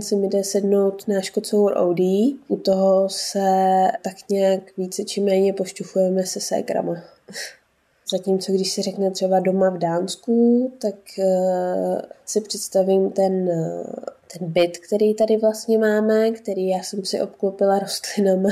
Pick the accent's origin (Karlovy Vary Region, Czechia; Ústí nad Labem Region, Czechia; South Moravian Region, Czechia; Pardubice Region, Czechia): Karlovy Vary Region, Czechia; Mariánské Lázně; moved away as an adult; also born or lived in Domažlice, Czech Republic; now in Denmark; když jsem vyrůstala v Mariánských Lázních, tak jsme bydleli v takovém